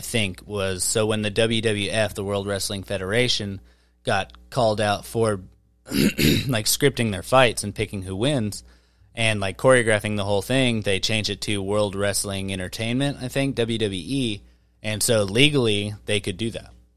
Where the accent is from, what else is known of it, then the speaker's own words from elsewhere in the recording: Wichita, Kansas, United States; I'm from Wichita. I'm from Kansas.